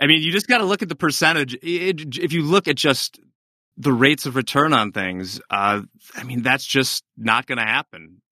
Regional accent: United States; I'm American

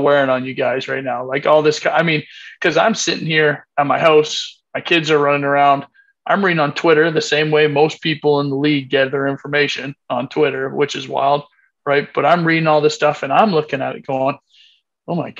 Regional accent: Canada; me being a Canadian

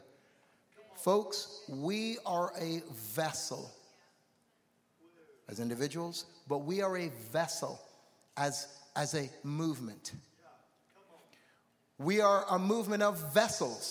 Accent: Toronto, Ontario, Canada; I'm from Toronto

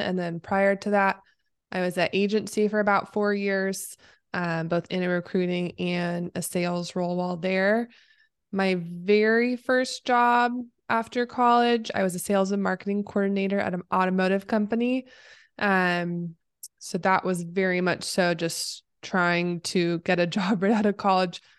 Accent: Oregon, United States; moved away as an adult; now in Los Angeles, United States; I am based in L A. I am from Oregon originally, but I've lived in SoCal area for Lord, including college.

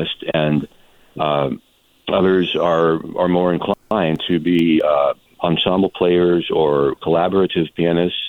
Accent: Redmond, Washington, United States; moved away as an adult; also born or lived in Seattle, Washington; now in Coachella Valley, United States; I was born in the Seattle area and raised in Redmond, Washington, which is east of Seattle

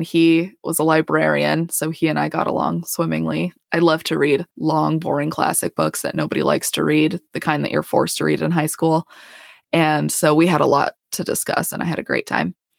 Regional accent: Colorado, United States; moved away as an adult; also born or lived in Idaho / Utah; now in Houston, United States; I'm from Colorado. I, we lived south of Denver, uh, for seventeen years.

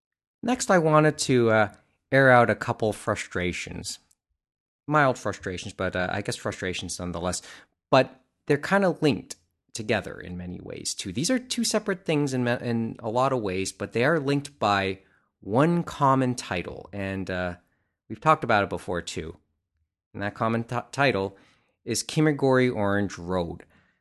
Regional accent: Canada; it's kind of illustrates one of the frustrations of being Canadian.

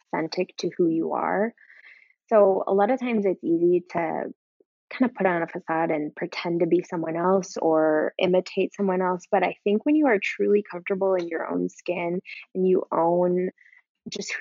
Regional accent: Minnesota, United States; now in Chicago, United States; I'm originally from Minnesota

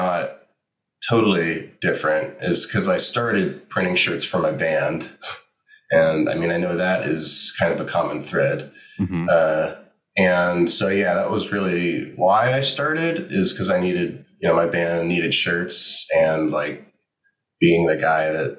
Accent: Tampa, Florida, United States; now in Orlando, United States; I'm born and raised Floridian.

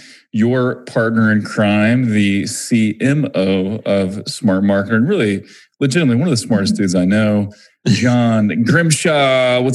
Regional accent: Springfield, Missouri, United States; so I'm from Missouri, Springfield, Missouri. I did the same thing, man. I'm not a huge fan of the accent in my part of the country.

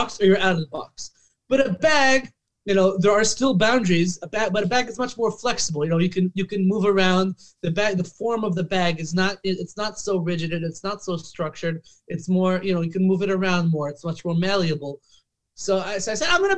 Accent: Los Angeles, California, United States; moved away; I originally grew up in Los Angeles, actually in the Valley, North Hollywood, or Valley Village

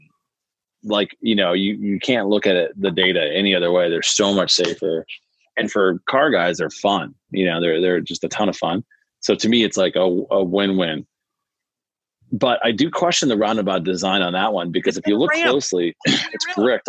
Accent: Midwest, United States; I'm from the Midwest

